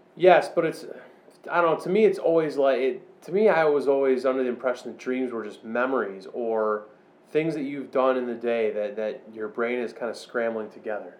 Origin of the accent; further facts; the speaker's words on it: Chicago, Illinois, United States; I grew up all around the Chicago suburbs